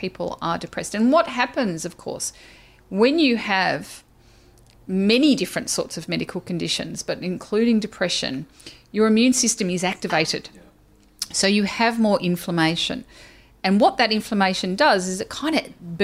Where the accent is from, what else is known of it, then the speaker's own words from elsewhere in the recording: Australia; I'm Australian